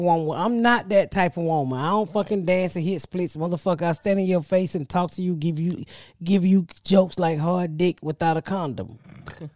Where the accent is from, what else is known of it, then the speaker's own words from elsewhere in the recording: Atlanta, Georgia, United States; my hometown, Atlanta. I love the fuck out of my city, Atlanta